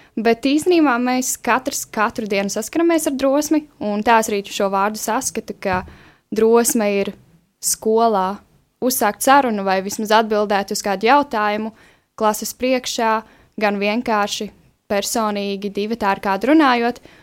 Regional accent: Madona, Vidzeme, Latvia; moved away; es esmu no Madonas

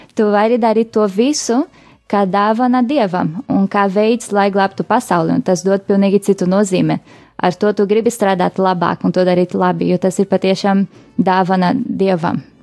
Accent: Rio de Janeiro, Brazil; moved away as an adult; now in Latvia; es esmu oriģināli no Brazīlijas, tur piedzimu Rio de Janeiro.

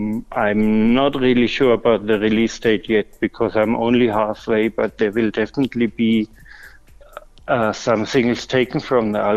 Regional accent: Würzburg, Bavaria, Germany; my hometown

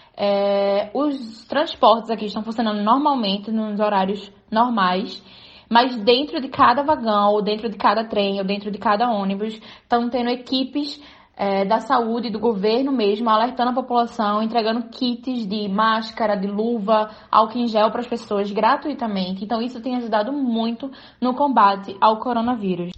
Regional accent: Brazil; now in Germany; como brasileira

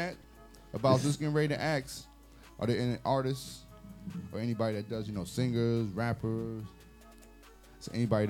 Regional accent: New York City, New York, United States; I'm from Queens.

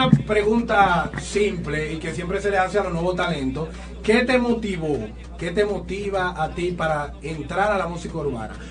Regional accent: Santo Domingo Este, Distrito Nacional, Dominican Republic; yo vengo desde Los Minas.

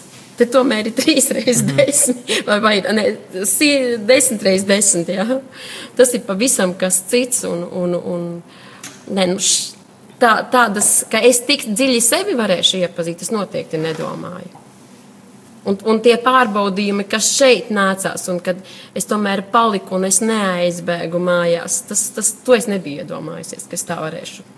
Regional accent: Gulbene, Gulbene Municipality, Latvia; also born or lived in Litene; esmu no Gulbenes. Es esmu dzimusi Litanē, bet tagad dzīvoju Gulbenē.

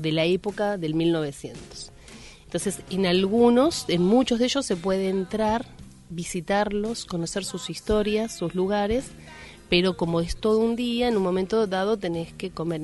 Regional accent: Argentina; como argentinos

